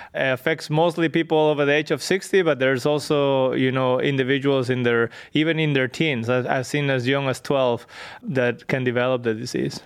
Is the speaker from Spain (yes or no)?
yes; northwest Spain, Spain; moved away as an adult; I grew up in Spain, in a north, northwest, uh, part of Spain